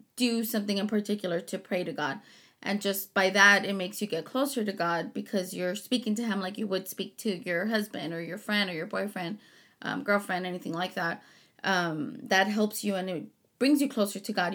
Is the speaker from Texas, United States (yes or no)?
yes; Harlingen, Texas, United States; also born or lived in Chicago; I was born in Chicago, raised in Harlingen